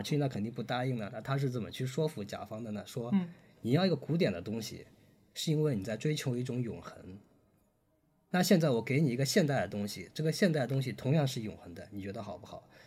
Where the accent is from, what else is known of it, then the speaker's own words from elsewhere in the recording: China; 我们中国还是有一种传统的就是束竹权威的这么一个